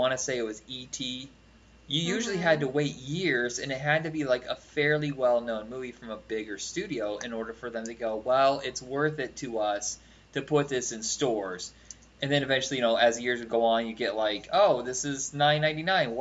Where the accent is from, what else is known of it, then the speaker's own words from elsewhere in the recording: Huntington, Indiana, United States; also born or lived in Fort Wayne, Indiana; We lived in a town called Huntington, Indiana